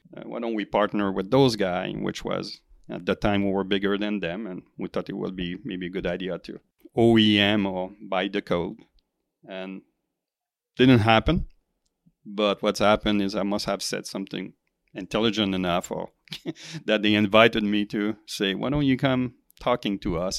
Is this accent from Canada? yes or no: yes; Quebec, Canada; moved away as an adult; also born or lived in Silicon Valley; I, I come from Quebec